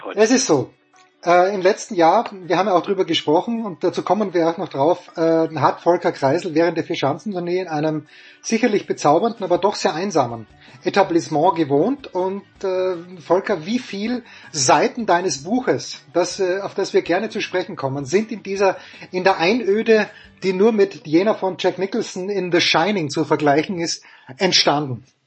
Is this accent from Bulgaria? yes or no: no; Austria; Als Österreicher